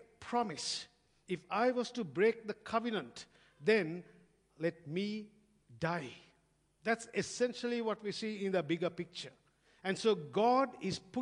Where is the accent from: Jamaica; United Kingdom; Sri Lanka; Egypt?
Sri Lanka; now in Australia; growing up in Sri Lanka, I used to drive past many army barracks